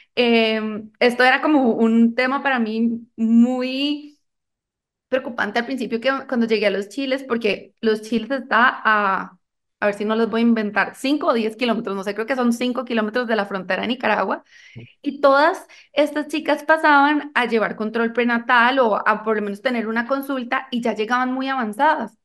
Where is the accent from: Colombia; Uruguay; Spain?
Colombia; now in Costa Rica; yo soy colombiana